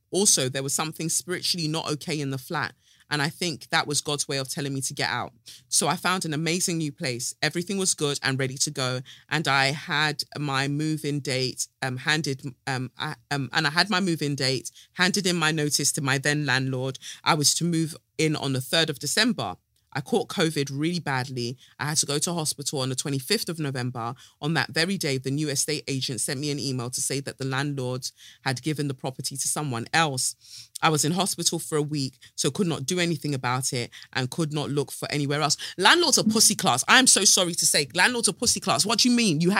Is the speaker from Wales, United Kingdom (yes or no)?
no; Peckham, London, United Kingdom; So I grew up in Peckham and we lived there for almost 20 years.